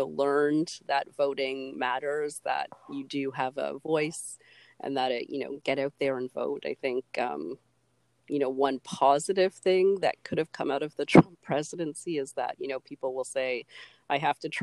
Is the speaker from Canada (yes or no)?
yes; Canada; as a Canadian